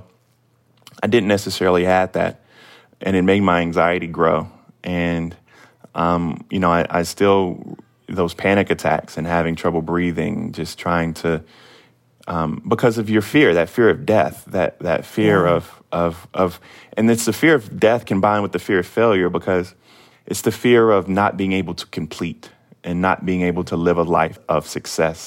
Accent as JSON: {"language": "English", "region": "the South", "country": "United States", "tie": "born or raised there", "said": "growing up in the South in the age of Donald Trump"}